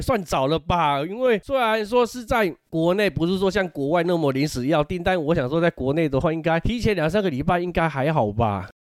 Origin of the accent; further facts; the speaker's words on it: Changhua County, Taiwan; 如果我们是彰化人嘛